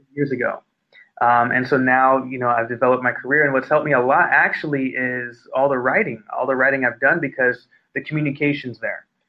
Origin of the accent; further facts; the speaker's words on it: Inglewood, California, United States; I come from Inglewood, California